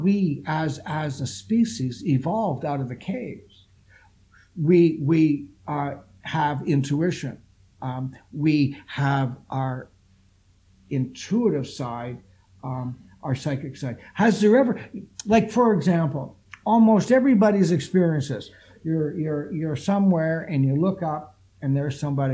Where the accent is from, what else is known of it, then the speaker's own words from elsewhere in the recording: Toronto, Ontario, Canada; here in Toronto, because I'm from Toronto